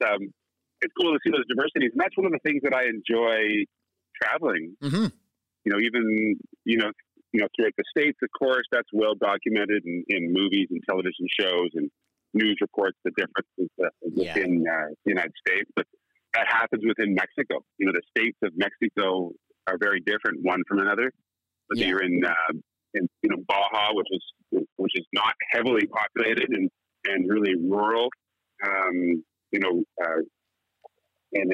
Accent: Bridgenorth, Ontario, Canada; moved away; also born or lived in Peterborough, Ontario; So I was born in Peterborough and really grew up in Bridge North, which is an even smaller, it's actually a little village outside of the city. But I went to high school in Peterborough

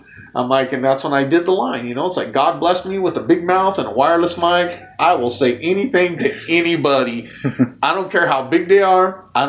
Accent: Lynwood, California, United States; moved away as an adult; also born or lived in Los Angeles County, California; now in Seattle, United States; I was born in Linwood, California. Lived in L.A. County till I was 39.

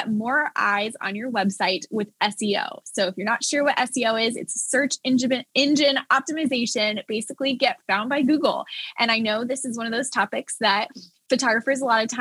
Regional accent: Dallas, Texas, United States; now in Nashville, United States; I am also born and raised in Dallas. Now I'm in Nashville

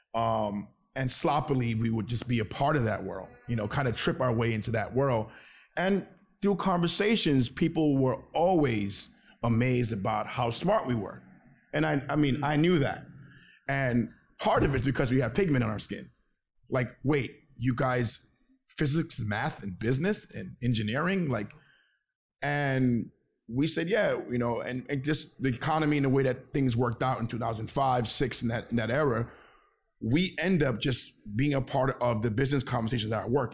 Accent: Venezuela; also born or lived in Flatbush, Brooklyn, New York; now in New York, United States; I was born in Venezuela. I'm Venezuelan.

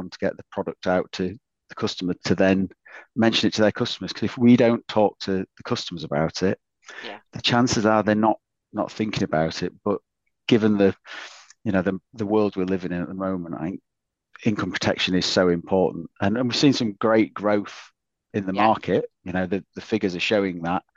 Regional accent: Yorkshire and the Humber, United Kingdom; Being a Yorkshireman

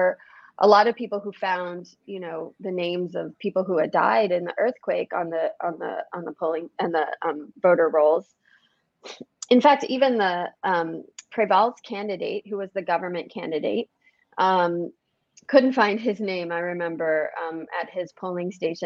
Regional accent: United States; I'm an American

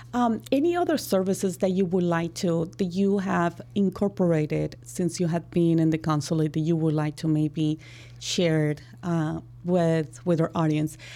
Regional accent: Colombia; now in Chicago, United States; And I'm from Colombia. I grow in Colombia.

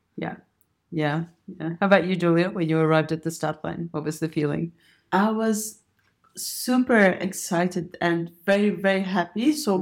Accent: Jordan; I came from Jordan, and Jordan is a very, very hilly country

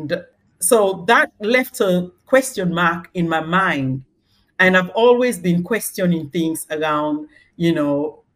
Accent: Sierra Leone; moved away as an adult; also born or lived in East London, United Kingdom; now in London, United Kingdom; I was born in Sierra Leone, and that's where I grew up until the age of 29, when I moved to the UK to settle with my husband

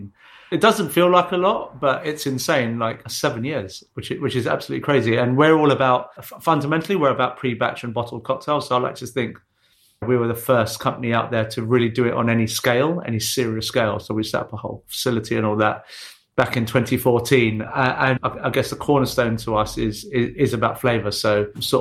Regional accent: London, United Kingdom; Born and raised in East London.

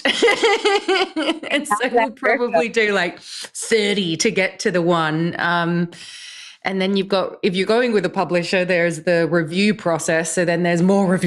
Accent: Australia; now in London, United Kingdom; I grew up in Australia and live in the UK now

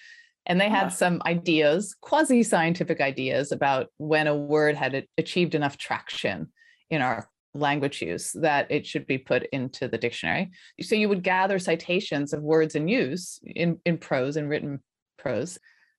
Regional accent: Colorado, United States; also born or lived in Philadelphia; I grew up in Colorado, in the foothills of Colorado, so pretty rural suburban.

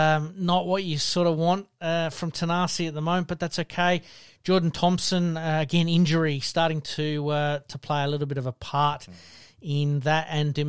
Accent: South Australia, Australia; obviously being South Australian, we're going to keep a bit of a closer eye on him

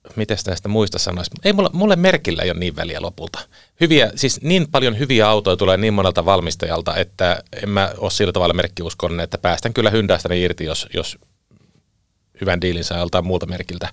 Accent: Southeast Finland, Finland; moved away; talvisin aika paljon kotikulmilla Kaakkois-Suomessa

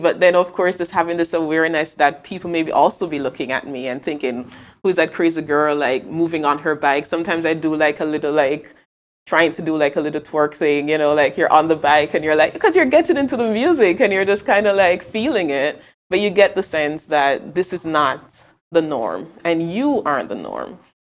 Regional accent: Mandeville, Manchester, Jamaica; moved away as an adult; also born or lived in Kingston, Jamaica; now in Amsterdam, Netherlands; I'm not from Kingston, I'm from Mandeville in Jamaica, but Jamaica, where I'm from.

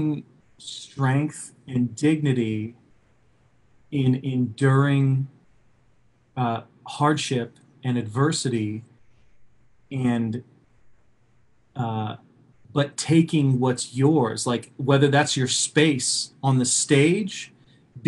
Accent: Oklahoma City, Oklahoma, United States; I was raised in the Midwest. You know, I grew up in Oklahoma City

